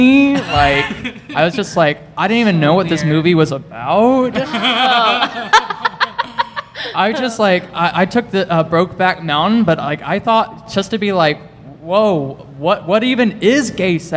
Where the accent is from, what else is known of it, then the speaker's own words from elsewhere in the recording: Little Rock, Arkansas, United States; I'm from Little Rock, Arkansas, so born and raised in the South